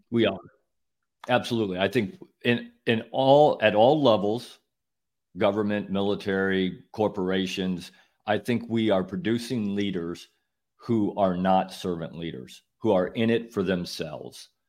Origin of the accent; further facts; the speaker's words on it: Midwest, United States; I grew up in the Midwest. I had no idea what a hurricane was.